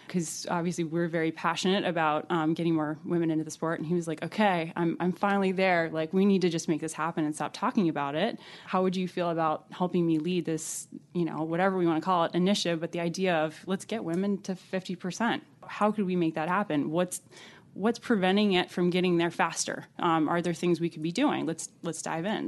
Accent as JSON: {"language": "English", "town": "Alexandria", "region": "Virginia", "country": "United States", "tie": "born or raised there", "said": "I'm originally from Virginia, and I was raised in Alexandria, right outside of D C."}